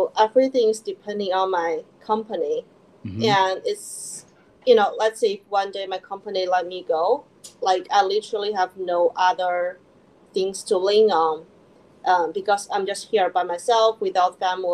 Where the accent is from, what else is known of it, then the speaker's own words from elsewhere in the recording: China; moved away as an adult; also born or lived in Philadelphia, United States; now in New York, United States; I was born and raised in China